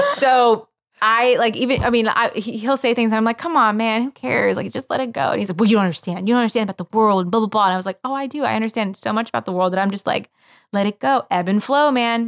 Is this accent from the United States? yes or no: yes; Philadelphia, Pennsylvania, United States; moved away; I grew up in Philadelphia, w, around so much culture